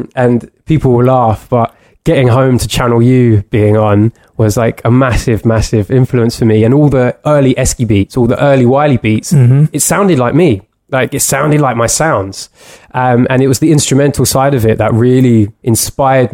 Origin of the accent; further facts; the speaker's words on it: London, United Kingdom; growing up in London